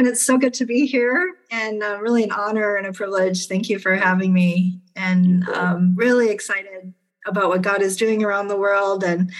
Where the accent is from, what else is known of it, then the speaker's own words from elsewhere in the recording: Ghana; also born or lived in Nigeria / Liberia; I'm actually a missionary kid. I grew up in West Africa. I was born in Nigeria and grew up in Ghana and Liberia.